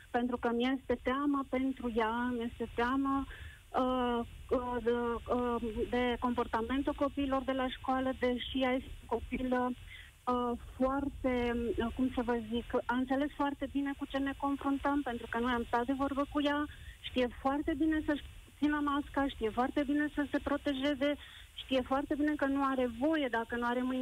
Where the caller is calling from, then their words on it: Brașov, Brașov County, Romania; la școala fetiței mele nu a fost niciun caz confirmat, vă sunt din Brașov.